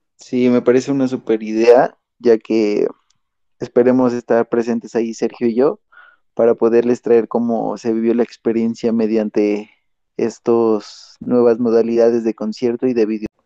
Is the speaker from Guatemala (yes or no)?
no; Mexico; seguir siendo los buenos mexicanos que, que hemos sido